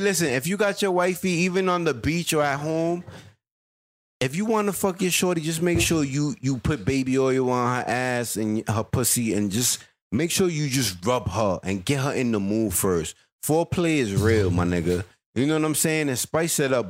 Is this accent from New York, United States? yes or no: yes; New York City, New York, United States; I was born in Queens